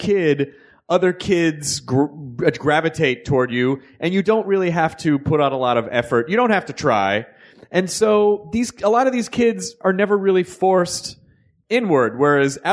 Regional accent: Memphis, Tennessee, United States; also born or lived in Louisville, Kentucky; I was born in Louisville, but I grew up in Memphis

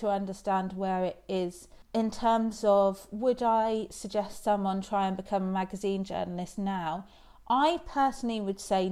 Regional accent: Isles of Scilly, South West England, United Kingdom; I grew up on the Isles of Scilly

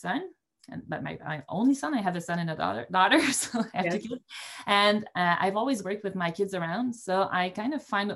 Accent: Montreal, Quebec, Canada; I was born and grew up in Montreal in the city

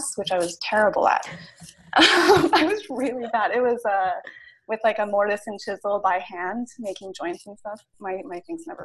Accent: Ohio, United States; moved away; also born or lived in Pittsburgh; I grew up in Ohio.

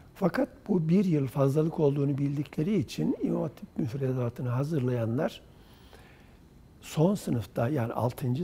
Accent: Çiçekdağı, Kırşehir Province, Turkey; moved away; also born or lived in Kırıkkale / Ankara / Çubuk; 1952 yılında e, Kırşehir Çiçek Dağı ilçesi Hacı Duraklı köyünde doğdum.

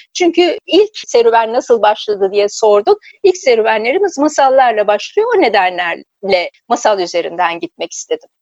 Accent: Ankara, Turkey; ben Ankara'da büyüdüm. Çocukluğum Ankara'da geçti.

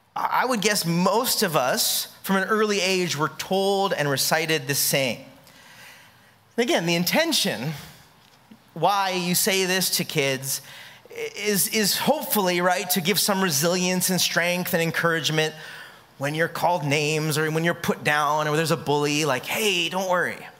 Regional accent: California, United States; now in Hawaii, United States; I'm from California

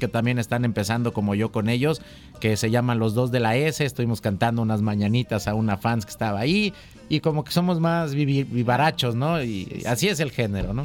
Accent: Coatepec, Veracruz, Mexico; soy cantautor, este veracruzano, nacido en la ciudad de Coatepec

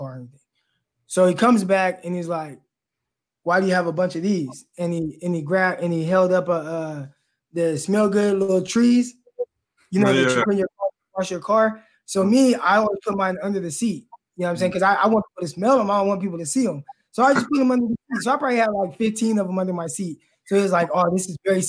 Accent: California, United States; We're both from California

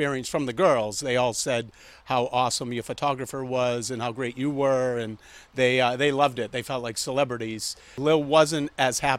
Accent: Brockton, Massachusetts, United States; now in Westwood, United States; growing up in Brockton in the 80s

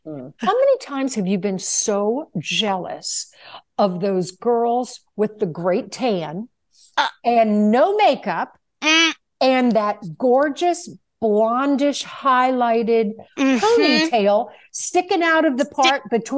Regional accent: Virginia, United States; when I tell people that I'm originally from Virginia and people say, you don't have a Southern accent.

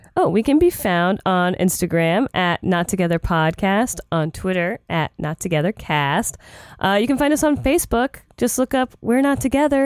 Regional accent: Florida, United States; moved away; I grew up in Florida

